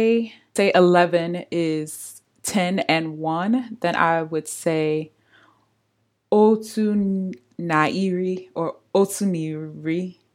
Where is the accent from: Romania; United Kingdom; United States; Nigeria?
Nigeria; Imo; I'm from Imo State.